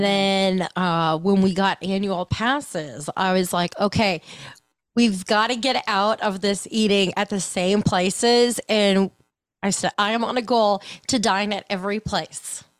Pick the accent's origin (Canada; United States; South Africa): United States; Ohio; I grew up in Ohio